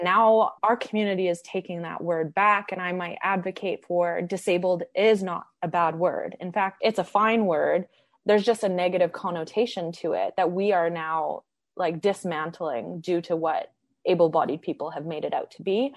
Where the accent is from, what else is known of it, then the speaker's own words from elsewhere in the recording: Edmonton, Alberta, Canada; I grew up in Edmonton, which is not far from Banff and Jasper, and I have hiked my whole life.